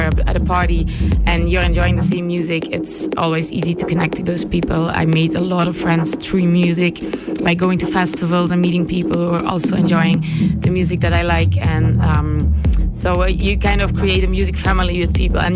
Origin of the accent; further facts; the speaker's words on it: Brussels, Brussels-Capital Region, Belgium; I'm from Brussels, Belgium.